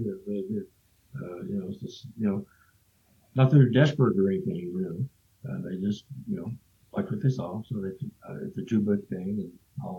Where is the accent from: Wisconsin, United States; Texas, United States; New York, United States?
Texas, United States; I'm from Texas, so you're more in that belt.